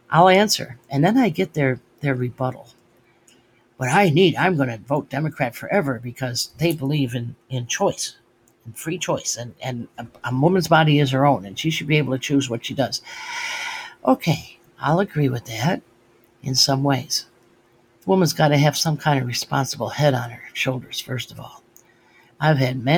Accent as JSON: {"language": "English", "country": "United States", "said": "they became Americans. And that's what I am. I'm an American"}